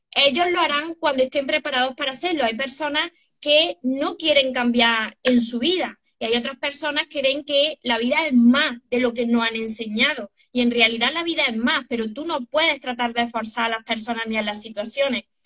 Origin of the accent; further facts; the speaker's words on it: Córdoba, Andalusia, Spain; Yo de Córdoba, España